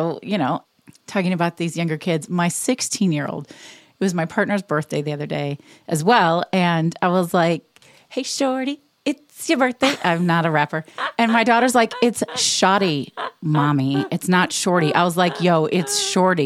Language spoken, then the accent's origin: English; Indianapolis, Indiana, United States; moved away as an adult; also born or lived in Ohio / Chicago; I was born and raised in Indianapolis